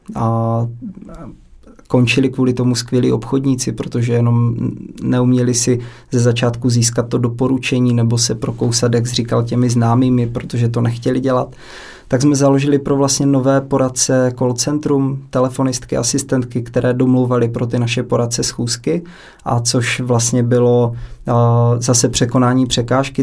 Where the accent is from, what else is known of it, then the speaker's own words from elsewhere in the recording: Hranice, Olomouc Region, Czechia; kousíček od města hranice, odkud pocházím